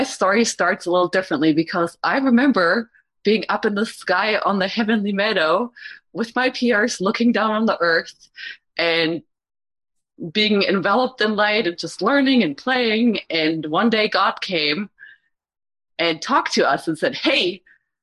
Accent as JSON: {"language": "English", "country": "Germany", "tie": "born or raised there", "moved": "as an adult", "lives_now": "United States", "said": "I was born in Germany, came to the U.S. when I was 26"}